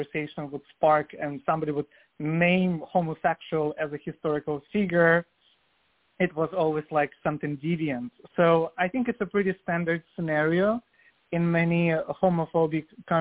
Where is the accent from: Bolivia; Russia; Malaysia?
Russia; Vladivostok, Primorsky Krai; moved away as an adult; now in New York City, United States; I was born in Soviet Union in 1987. I'm 35 now, and then raised in Russia, in Vladivostok, which is Asian part of Russia